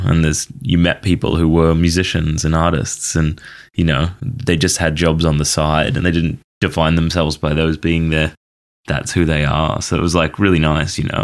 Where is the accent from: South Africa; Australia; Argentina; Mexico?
Australia; moved away as an adult; also born or lived in Banff, Canada; now in Toronto, Canada; I grew up in Australia, and then when I was eighteen, moved to Canada